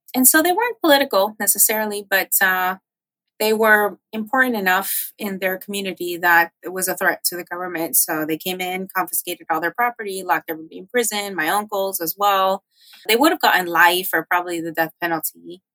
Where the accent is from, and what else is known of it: Miami, Florida, United States; born or raised there; moved away